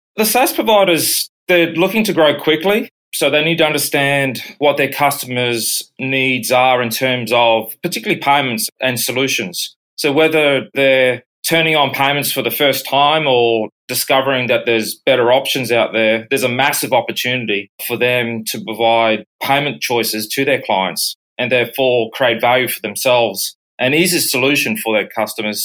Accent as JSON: {"language": "English", "town": "Brisbane", "region": "Queensland", "country": "Australia", "tie": "born or raised there", "also_born_or_lived": "United States / United Kingdom", "moved": "as an adult", "said": "I was born and bred in Brisbane, Australia, worked abroad in both the US and UK for over seven years and returning back to Brisbane."}